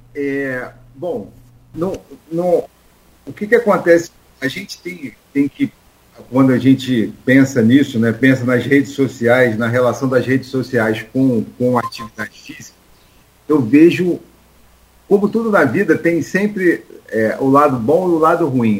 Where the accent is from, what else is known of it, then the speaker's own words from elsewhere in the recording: Rio de Janeiro, Brazil; lá no Rio, eu sou carioca